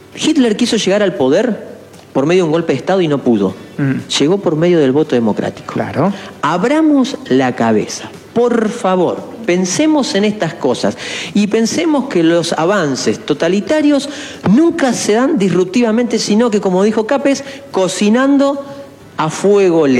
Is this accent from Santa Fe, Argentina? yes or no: yes; Esperanza, Santa Fe, Argentina